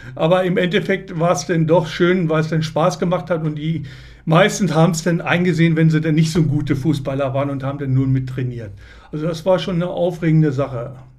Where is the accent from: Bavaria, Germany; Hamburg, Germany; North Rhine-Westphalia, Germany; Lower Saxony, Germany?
Lower Saxony, Germany; Lehrte; ich komme aus Lehrte